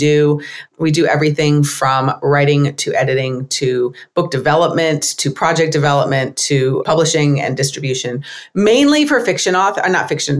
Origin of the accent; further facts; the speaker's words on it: United States; I'm American